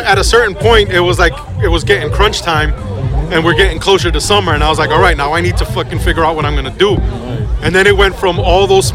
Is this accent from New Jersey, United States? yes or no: yes; Elizabeth, New Jersey, United States; also born or lived in Queens, New York; I grew up in Elizabeth.